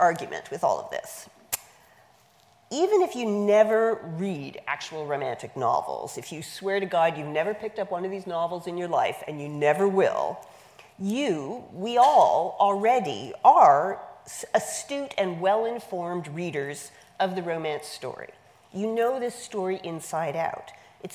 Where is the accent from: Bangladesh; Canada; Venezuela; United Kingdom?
Canada; now in United States; I'm Canadian by birth. I was born and raised in Canada.